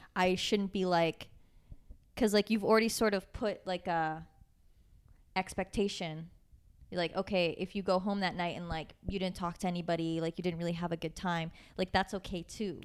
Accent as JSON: {"language": "English", "town": "Waterloo", "region": "Ontario", "country": "Canada", "moved": "as an adult", "lives_now": "Toronto, Canada", "said": "I'm from Waterloo"}